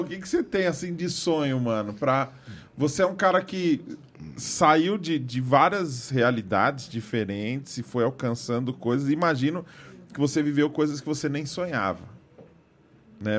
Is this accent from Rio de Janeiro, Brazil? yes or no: no; São Paulo, Brazil; Nasci na Penha aqui